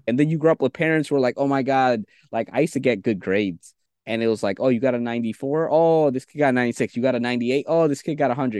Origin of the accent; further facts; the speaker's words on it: New York City, New York, United States; also born or lived in Bangladesh; I came to New York City when I was three, and I grew up with school, school, school.